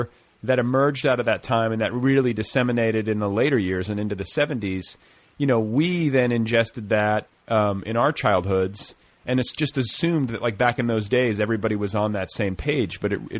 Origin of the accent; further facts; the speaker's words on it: Indiana, United States; moved away as an adult; also born or lived in Boulder, Colorado; And I'm from Indiana. So like I grew up a stone's throw from where you were raised.